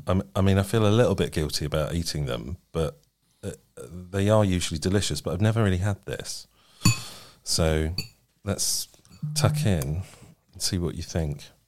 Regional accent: United Kingdom

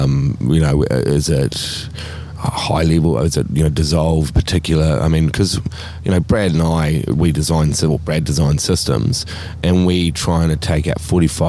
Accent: New Zealand; I'm a Kiwi, mate.

